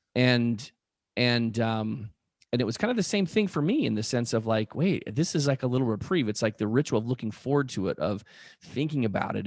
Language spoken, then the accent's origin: English; Spokane, Washington, United States; where we grew up in Spokane